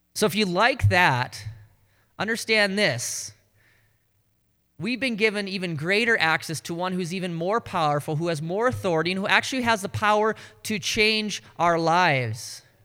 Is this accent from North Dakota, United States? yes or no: yes; North Dakota, United States; accent: Canadian; now in Ames, United States; I'm from North Dakota, Southern Canada